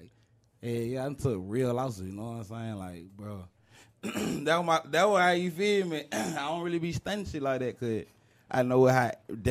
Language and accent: English; Riverdale, Georgia, United States; I'm from Riverdale, Georgia.